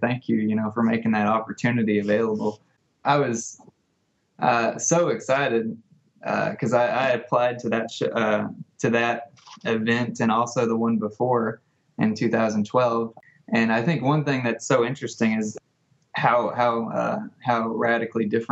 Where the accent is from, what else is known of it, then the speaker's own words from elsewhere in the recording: Jonesboro, Arkansas, United States; I'm from Jonesboro, Arkansas. I've lived here pretty much my whole life.